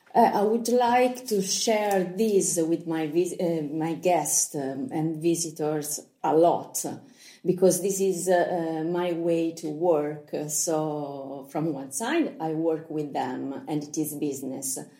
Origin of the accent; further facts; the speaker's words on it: Lucca, Tuscany, Italy; English is a second language; I am a Lucchese doc. I was born here, grown up here.